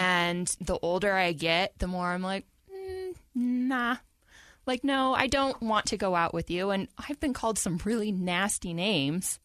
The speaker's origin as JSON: {"language": "English", "town": "Salt Lake City", "region": "Utah", "country": "United States", "said": "I'm from Salt Lake"}